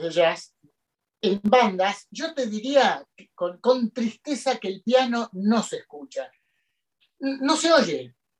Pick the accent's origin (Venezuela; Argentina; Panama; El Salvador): Argentina; en el 82 me tocó hacer la colimba, como muchos argentinos